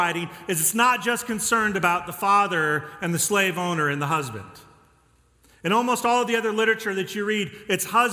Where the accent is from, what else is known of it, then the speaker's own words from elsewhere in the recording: Denver, Colorado, United States; now in Texas, United States; I grew up in Colorado and Denver